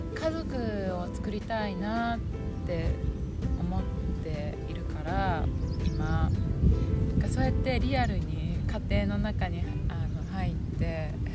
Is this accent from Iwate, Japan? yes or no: no; Kaga, Ishikawa, Japan; 私のふるさとの加賀